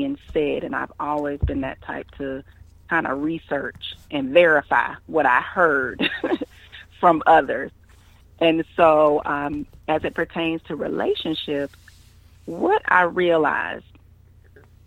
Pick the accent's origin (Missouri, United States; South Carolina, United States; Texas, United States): South Carolina, United States; Columbia; also born or lived in Savannah, Georgia; I was born in Savannah, Georgia, but shortly after that, we all moved to Columbia, South Carolina, and that is where I was raised, and that is where I currently reside